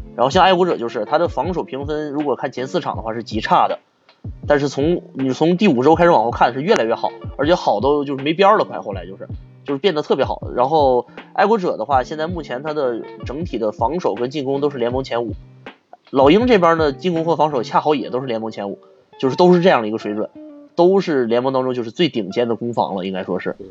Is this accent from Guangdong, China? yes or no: no; Harbin, Heilongjiang, China; 我是哈尔滨人